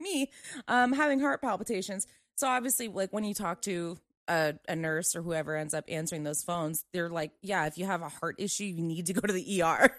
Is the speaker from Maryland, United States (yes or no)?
yes; Maryland, United States; moved away; I'm from Maryland. I have family back there